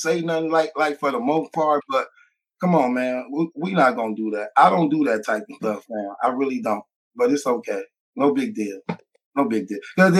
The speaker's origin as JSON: {"language": "English", "region": "Midwest", "country": "United States", "said": "I'm from the Midwest, too, so I try to represent."}